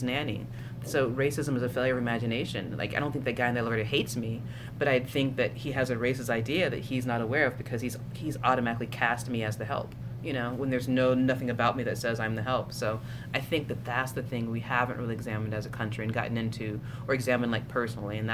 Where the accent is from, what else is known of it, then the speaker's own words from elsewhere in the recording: Tennessee, United States; I'm from Tennessee and queer